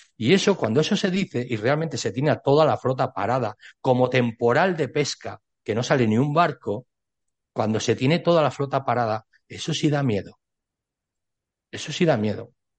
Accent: Spain; Yo soy ciudadano español

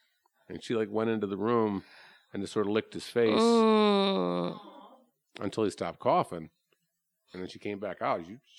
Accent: Chicago, Illinois, United States; I'm from Chicago originally.

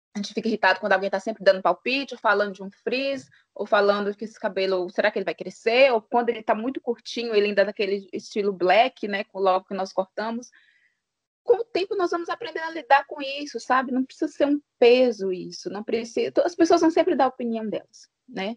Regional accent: Januária, Minas Gerais, Brazil; sou mineira de Januária

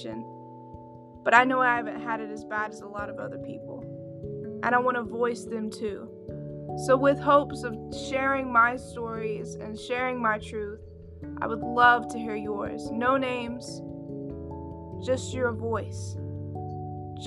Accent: the South, United States; I grew up in the South.

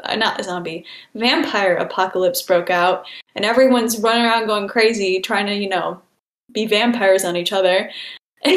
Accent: Michigan, United States; moved away as an adult; also born or lived in Illinois; I'm originally from Michigan

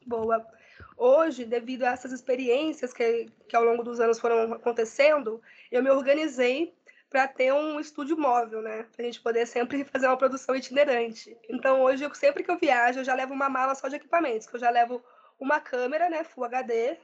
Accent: Limeira, São Paulo, Brazil; also born or lived in São Bernardo do Campo; now in Diadema, Brazil; Sou nascida em São Paulo, mas me criei muito tempo no interior, em Limeira, e atualmente estou aqui em São Bernardo, né, em Diadema.

